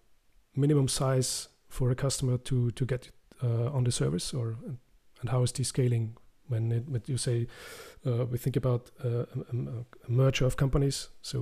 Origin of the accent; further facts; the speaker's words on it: Austria; I'm from Austria, so it's a pretty small country.